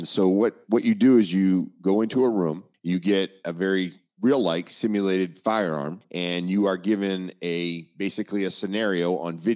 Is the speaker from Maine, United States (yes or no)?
yes; Maine, United States; I'm originally from Maine, but I like the Florida schools.